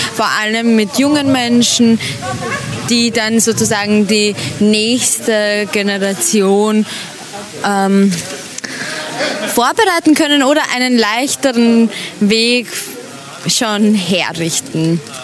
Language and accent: German; Vienna, Austria; Und zwar bin ich aus Wien, aus dem schönen, tollen Österreich mit den wunderschönen Bergen